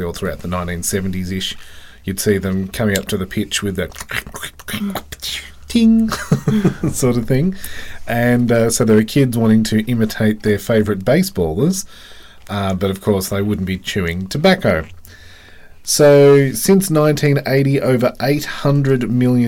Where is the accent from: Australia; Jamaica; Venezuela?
Australia